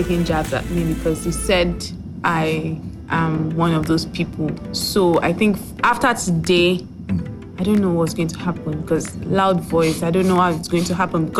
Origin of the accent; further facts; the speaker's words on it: Lagos, Nigeria; I was born in Lagos, born and bred and brought up in Lagos.